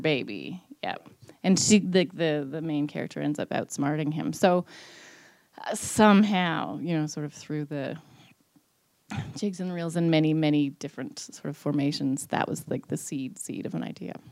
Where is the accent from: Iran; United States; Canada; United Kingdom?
Canada; Newfoundland and Labrador; I'm, I'm a Newfoundlander